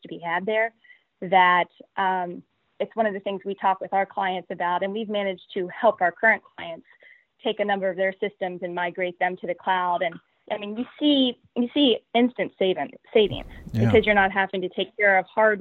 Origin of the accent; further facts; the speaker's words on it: Morgantown, West Virginia, United States; Born and raised in Morgantown, and very proud to be able to stay